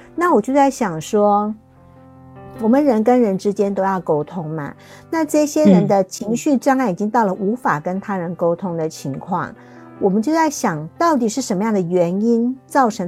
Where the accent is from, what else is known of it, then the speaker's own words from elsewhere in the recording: Taiwan; 我是来自台湾的小姐姐